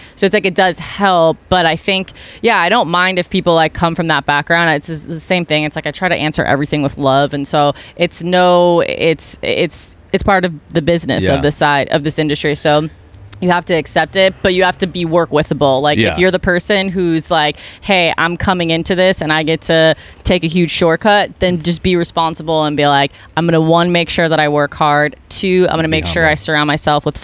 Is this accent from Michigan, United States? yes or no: no; Buffalo, New York, United States; now in Los Angeles, United States; I'm from Buffalo, New York